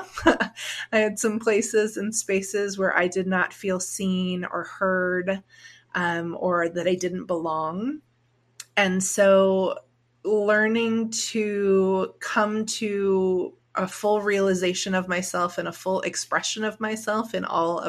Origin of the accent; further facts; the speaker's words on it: Orange County, California, United States; I grew up in Orange County, California